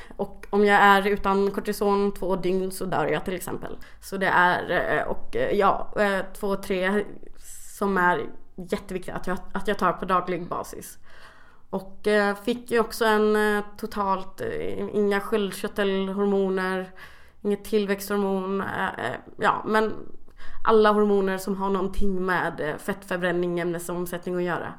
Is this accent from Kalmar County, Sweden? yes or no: yes; Kalmar, Kalmar County, Sweden; jag kommer från Kalmar